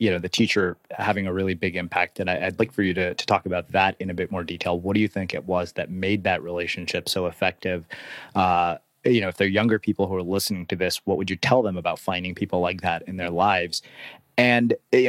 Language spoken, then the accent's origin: English; Texas, United States; I grew up in Texas and did junior high school football